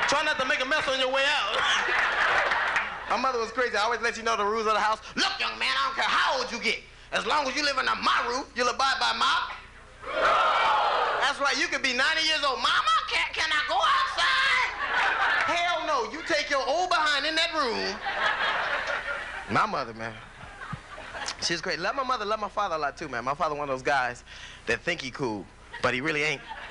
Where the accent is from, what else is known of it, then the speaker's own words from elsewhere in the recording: Los Angeles, California, United States; I grew up in Los Angeles in a gang